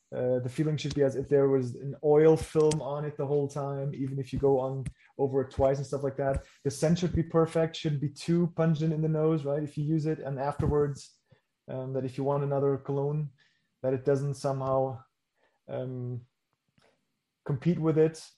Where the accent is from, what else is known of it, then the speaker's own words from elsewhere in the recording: Germany; English is a second language; my first language is not English. So I was born in Germany